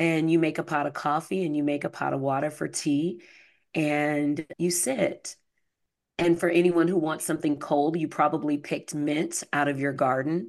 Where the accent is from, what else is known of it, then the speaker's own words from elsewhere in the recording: the South, United States; I grew up in the South